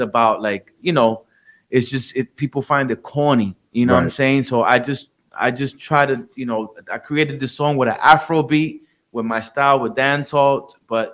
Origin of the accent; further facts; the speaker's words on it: New York City, New York, United States; also born or lived in Puerto Rico; I came to Jamaica, Queens when I was 3 years old.